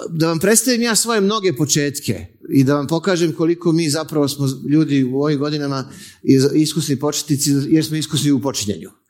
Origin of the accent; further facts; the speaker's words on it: Belgrade, Serbia; ja sam iz Beograda.